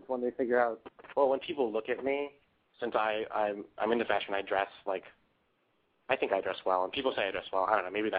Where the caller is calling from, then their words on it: New York City, New York, United States; I am 19, calling from the Big Apple, New York City.